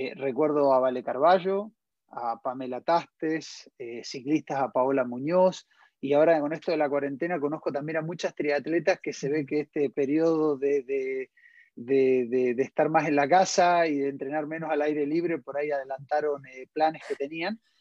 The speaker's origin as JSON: {"language": "Spanish", "country": "Argentina", "moved": "yes", "lives_now": "Chile", "said": "desde Argentina, desde, mi país de origen"}